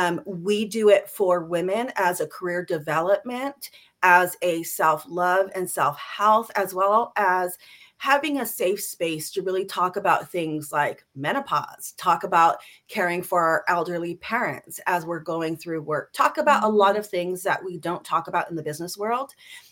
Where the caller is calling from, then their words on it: California, United States; I'm in sunny Southern California.